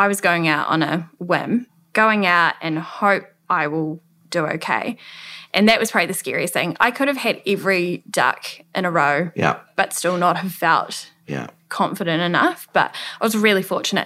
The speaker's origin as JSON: {"language": "English", "town": "New Plymouth", "region": "Taranaki", "country": "New Zealand", "tie": "born or raised there", "also_born_or_lived": "Australia", "said": "I can be based here in my hometown"}